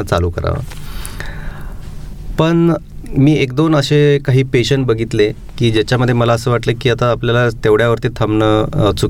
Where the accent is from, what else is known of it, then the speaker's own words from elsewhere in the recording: Madgule, Maharashtra, India; so मी मूळचा एका खेड्यात राहणारा मुलगा आहे माझे आईवडील शेतकरी आहेत आणि तशी फारशी स्कूलची सुविधा खेड्यामध्ये नव्हती पण मी गदिमाळूळकरांच्या गावचा माडगुळे या गावचा असून